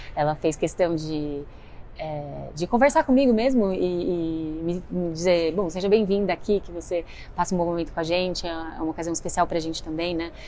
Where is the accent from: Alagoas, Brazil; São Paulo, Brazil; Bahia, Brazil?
São Paulo, Brazil; interior of; Eu sou do interior de São Paulo